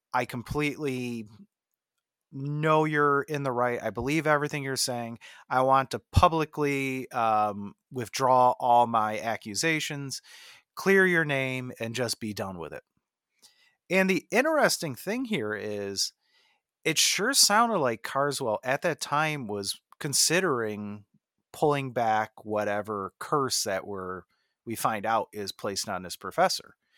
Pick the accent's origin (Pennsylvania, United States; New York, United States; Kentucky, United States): New York, United States; Jamestown; starring Lucio Ball from my hometown